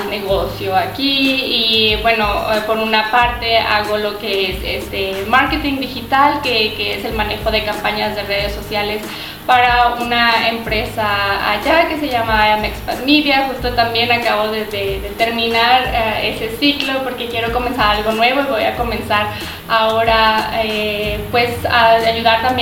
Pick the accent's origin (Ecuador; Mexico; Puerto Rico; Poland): Mexico; Zacatecas; moved away as an adult; also born or lived in León, Mexico; now in Amsterdam, Netherlands; yo soy de Zacatecas. Eh, aquí viví, estudié hasta mi maestría. Bueno, la maestría la hice en León